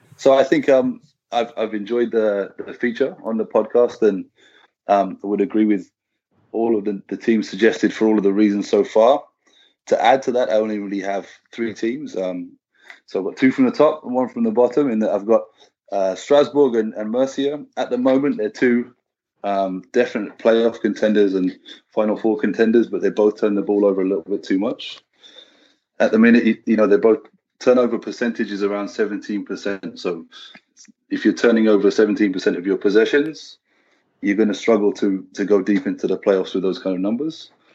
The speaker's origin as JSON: {"language": "English", "country": "United Kingdom", "said": "I don't know if it's part of being British or European"}